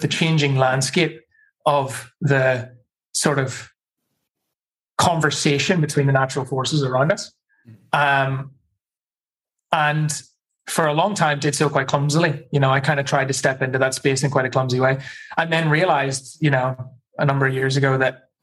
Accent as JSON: {"language": "English", "region": "Northern Ireland", "country": "United Kingdom", "tie": "born or raised there", "also_born_or_lived": "New Zealand", "moved": "yes", "lives_now": "Australia", "said": "But I come from Northern Ireland, Ulster, the historic province of Ulster, which is one of four provinces historically in Ireland. And I grew up in a particular place in Northern Ireland"}